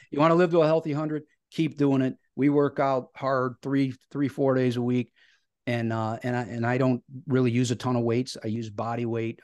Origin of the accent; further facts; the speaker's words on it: Cleveland, Ohio, United States; I grew up in Northeast Ohio and I still live in a, a suburb of Cleveland, so I'm a, a lifelong Clevelander